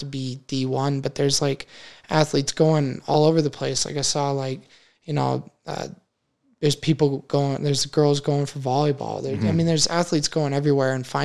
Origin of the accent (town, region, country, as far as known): Wyoming, United States